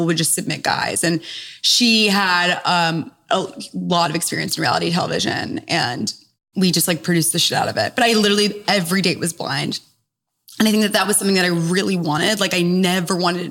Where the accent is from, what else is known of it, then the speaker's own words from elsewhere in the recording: New York City, New York, United States; also born or lived in Durham, North Carolina; Born and raised in New York City